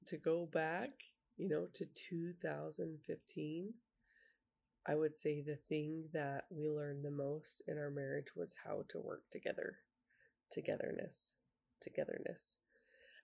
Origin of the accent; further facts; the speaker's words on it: Utah, United States; I grew up in Utah, and that's pretty big for hunting